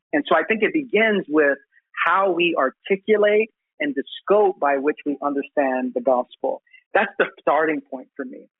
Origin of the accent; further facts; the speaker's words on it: New York City, New York, United States; I was born in Brooklyn, but yeah, Puerto Rican descent